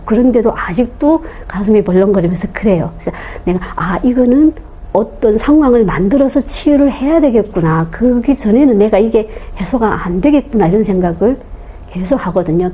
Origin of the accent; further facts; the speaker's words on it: North Korea; moved away as an adult; now in South Korea; 저는 북한에서 온한사의